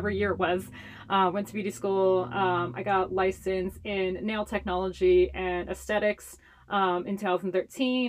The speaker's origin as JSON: {"language": "English", "town": "Honolulu", "region": "Hawaii", "country": "United States", "tie": "born or raised there", "first_language": "Hawaiian Pidgin English", "moved": "as an adult", "lives_now": "Portland, United States", "said": "I grew up in Chinatown in Honolulu, Hawaii."}